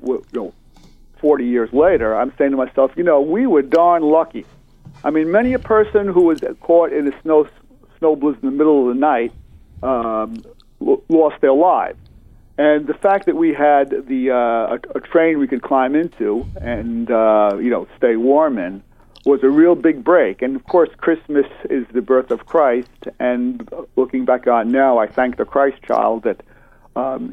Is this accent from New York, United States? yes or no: yes; Huntington, New York, United States; growing up in Huntington